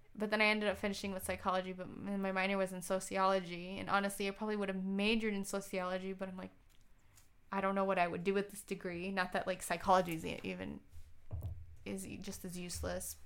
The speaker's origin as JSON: {"language": "English", "town": "Tucson", "region": "Arizona", "country": "United States", "tie": "born or raised there", "also_born_or_lived": "Seattle / Ann Arbor, Michigan / San Diego", "moved": "as an adult", "lives_now": "Detroit, United States", "said": "I grew up in Tucson, Arizona"}